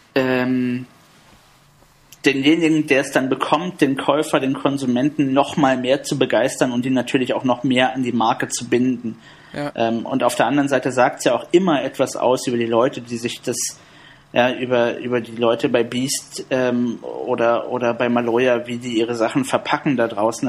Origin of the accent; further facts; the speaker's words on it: Berlin, Germany; Ich bin im Südosten von Berlin aufgewachsen